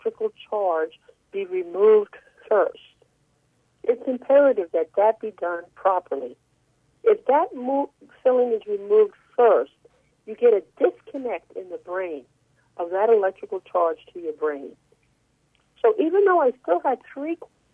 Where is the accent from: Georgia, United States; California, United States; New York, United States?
New York, United States; New York City; When I was a kid growing up in Brooklyn, New York